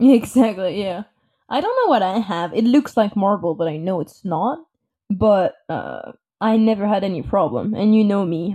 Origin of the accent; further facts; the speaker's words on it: France; English is a second language; moved away as an adult; now in United States; I was born and raised in France. Uh, I moved to the U S three years ago